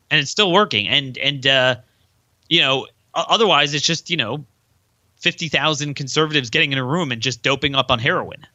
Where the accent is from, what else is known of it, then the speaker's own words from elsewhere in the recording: Baltimore, Maryland, United States; my hometown of Baltimore